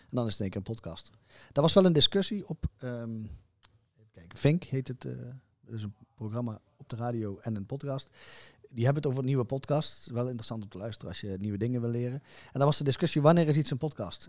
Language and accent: Dutch; Zeeland, Netherlands; ik kom uit Zeeland